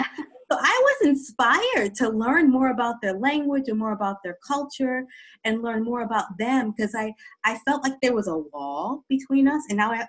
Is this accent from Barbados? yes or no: no; East Coast, United States; I'm an American, and I grew up in 3 U.S. East Coast states. So by the time I was 14